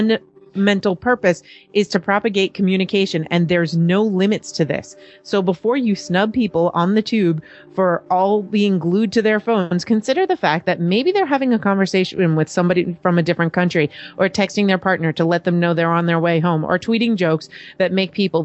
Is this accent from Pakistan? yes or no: no; New York, United States; I'm from New York.